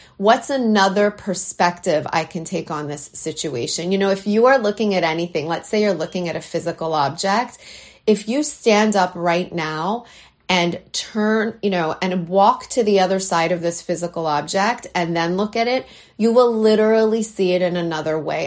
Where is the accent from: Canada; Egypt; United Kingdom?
Canada; now in New York, United States; this Canadian girl, though I live in New York, I'm a Canadian girl at heart